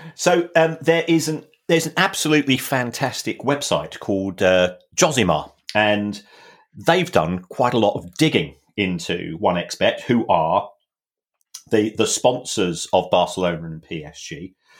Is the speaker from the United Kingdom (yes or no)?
yes; London, United Kingdom; Growing up in the Elephant and Castle